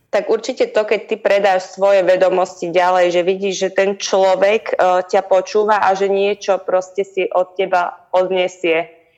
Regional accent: Hriňová, Banská Bystrica Region, Slovakia; ja som z Hriňovej, to je také malé mestečko, my sme tam labák nemali moc

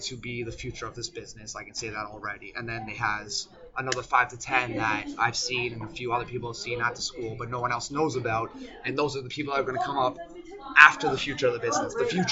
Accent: Mississauga, Ontario, Canada; also born or lived in Toronto / Oakville / Germany / Amsterdam; born in Toronto, raised in Mississauga, went from grade 1 to finishing high school there

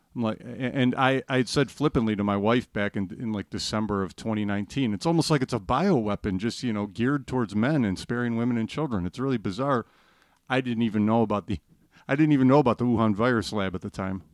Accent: Chicago, Illinois, United States; I'm from the Chicago area

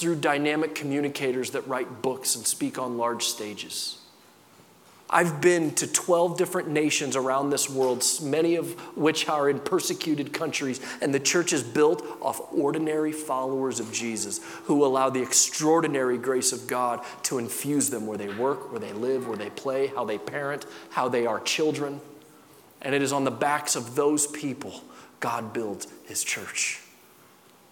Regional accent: Midwest, United States; I grew up in the Midwest.

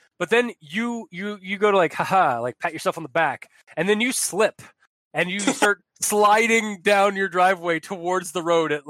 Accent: Chicago, Illinois, United States; I'm from Chicago. Goddamn it. which also has really, really strict gun laws.

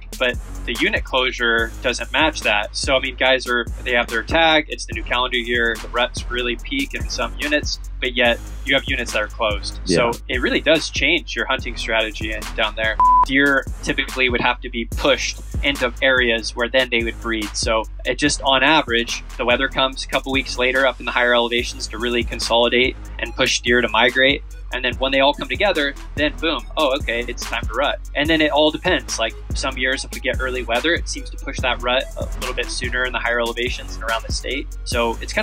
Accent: Oregon, United States; I'm from Oregon, Pacific Northwest

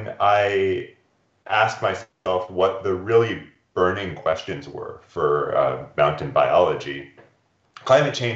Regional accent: Olympic Peninsula, Washington, United States; I grew up in mountains on the Olympic Peninsula in the northwest corner of Washington State

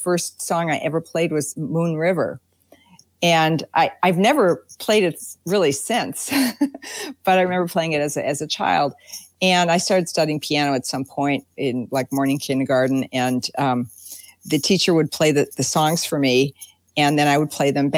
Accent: Milwaukee, Wisconsin, United States; moved away; I'm originally from Milwaukee, and I started playing the piano when I was, I think, 3 or 4

